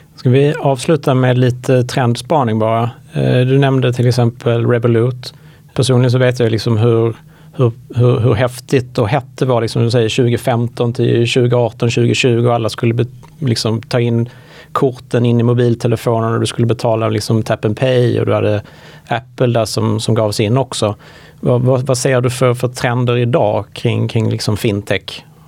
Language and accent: Swedish; Sweden; som svensk